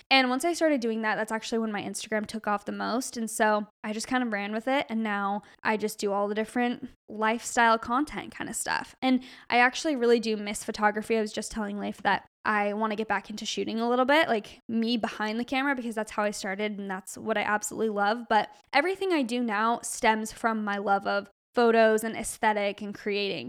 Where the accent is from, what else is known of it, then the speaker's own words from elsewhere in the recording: Arizona, United States; now in California, United States; we're from Arizona